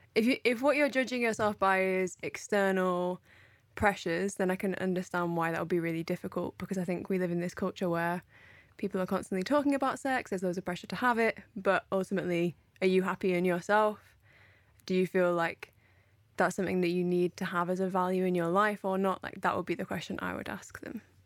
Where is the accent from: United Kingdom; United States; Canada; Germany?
United Kingdom; I'm speaking from British culture here